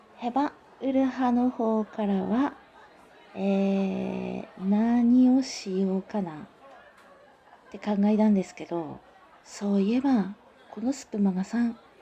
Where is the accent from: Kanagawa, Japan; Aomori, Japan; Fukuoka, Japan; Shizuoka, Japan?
Aomori, Japan; Tsugaru; accent: Tsugaru dialect; 私青森県に住んでおります、えー、津軽地方に住んでいるので津軽弁という方言を話しますなので方言女子です